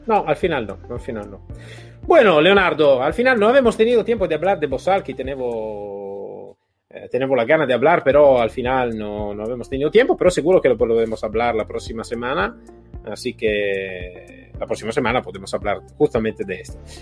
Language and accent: Spanish; Italy; Spanish is a second language; yo soy un poquito un italiano atípico